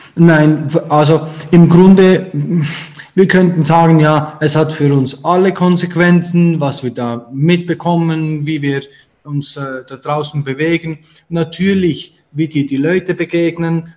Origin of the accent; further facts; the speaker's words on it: Switzerland; Und da sind wir damit aufgewachsen und in der Schweiz